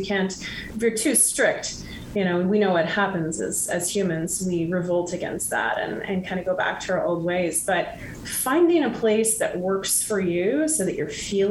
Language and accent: English; Midwest, United States; And so I grew up in the Midwest and on a farm of sorts